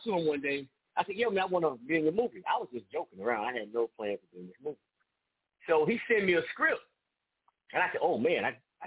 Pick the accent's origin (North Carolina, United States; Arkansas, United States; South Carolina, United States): North Carolina, United States; Raleigh; now in Durham, United States; I'm from Raleigh, but I live in Durham.